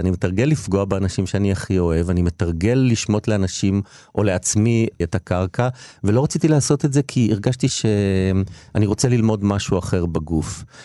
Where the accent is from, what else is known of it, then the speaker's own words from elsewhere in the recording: Israel; moved away as an adult; also born or lived in Tel Aviv; אני בא מקיבוץ